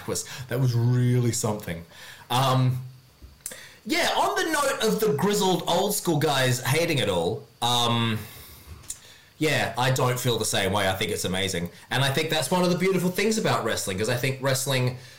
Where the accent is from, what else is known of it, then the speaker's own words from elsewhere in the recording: Australia; moved away as an adult; also born or lived in Hong Kong; now in Japan; I'm from Australia